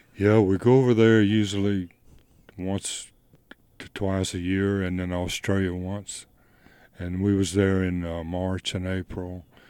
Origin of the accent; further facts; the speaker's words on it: Goodwill, Louisiana, United States; also born or lived in Texas / Memphis, Tennessee; now in Leiper's Fork, United States; I grew up in, um, it's a little place called Goodwill, Louisiana.